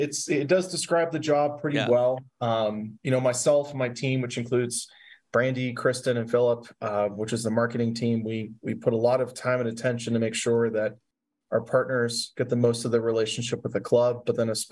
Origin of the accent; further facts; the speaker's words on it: Pittsburgh, Pennsylvania, United States; Growing up in the Pittsburgh area